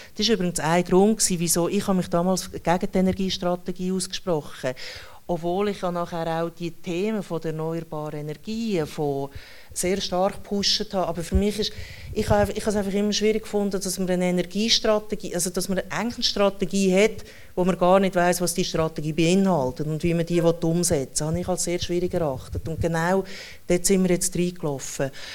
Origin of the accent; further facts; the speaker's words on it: Schwyz, Switzerland; ich komme dann aus der Innerschweiz, oder? Also ich komme aus dem Kanton, der am allermeisten Nein zu allen Vorlagen sagt